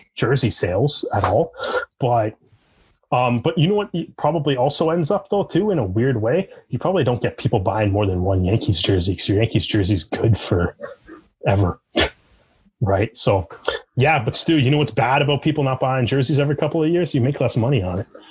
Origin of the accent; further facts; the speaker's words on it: Canada; growing up in Canada